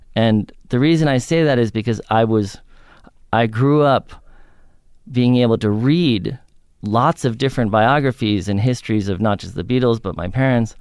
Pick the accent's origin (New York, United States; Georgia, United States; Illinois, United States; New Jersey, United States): New York, United States; I grew up in New York on the Upper West Side